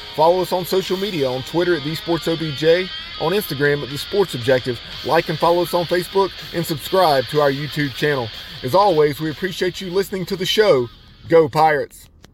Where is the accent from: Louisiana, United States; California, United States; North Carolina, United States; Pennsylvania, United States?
North Carolina, United States; Lexington; moved away as an adult; now in China Grove, United States; I'm originally from Lexington